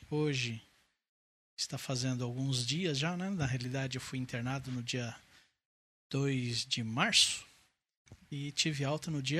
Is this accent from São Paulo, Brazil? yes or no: yes; Santo André, São Paulo, Brazil; É, eu tenho 49 anos. Nossa. Nasci aqui em Santo André. Né? Então eu moro em Santo André já faz 49 anos.